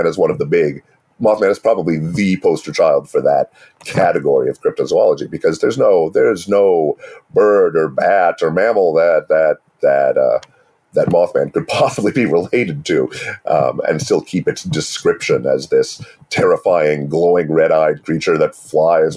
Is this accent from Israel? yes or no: no; United States; as an American.